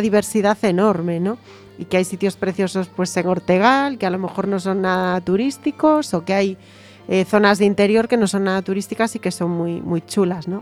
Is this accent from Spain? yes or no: yes; Galicia, Spain; yo como gallega